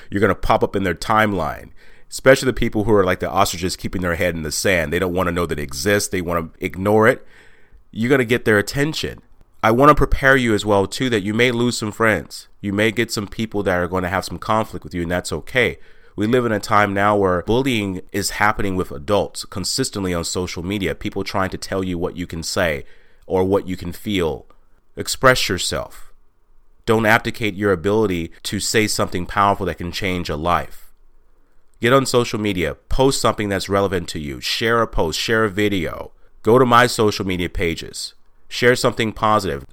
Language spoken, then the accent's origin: English; Texas, United States; moved away as an adult; also born or lived in Washington; I was born and raised in Texas